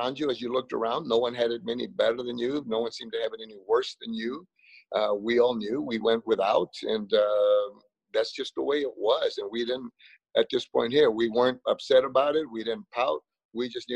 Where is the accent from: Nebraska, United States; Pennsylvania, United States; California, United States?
California, United States; Los Angeles; moved away; also born or lived in Frogtown, Los Angeles / Las Vegas; There's that little place growing up, and it's the area called Boyle Heights.